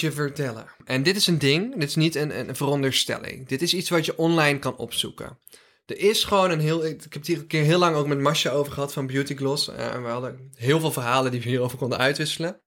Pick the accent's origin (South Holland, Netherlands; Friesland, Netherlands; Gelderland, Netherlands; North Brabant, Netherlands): North Brabant, Netherlands; Drunen; Ik ben een Brabander in hart en nieren, jongens. Ik ben geboren en getogen in eh, Drunen City 0416